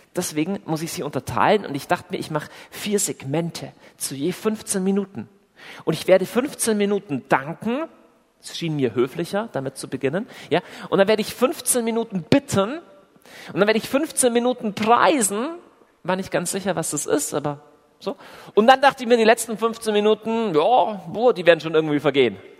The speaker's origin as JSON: {"language": "German", "region": "Southern Germany", "country": "Germany", "also_born_or_lived": "Augsburg", "accent": "southern", "said": "wo ich herkomme, dann kann man, also zum einen hört ihr das schon, dass ich aus dem tiefen, äh, wilden Süden komme"}